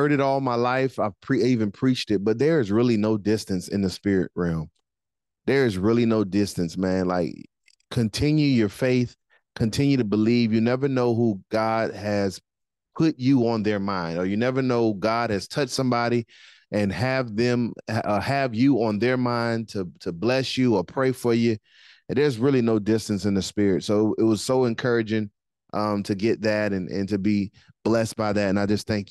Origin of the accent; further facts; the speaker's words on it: Miami, Florida, United States; now in Jacksonville, United States; I'm from Miami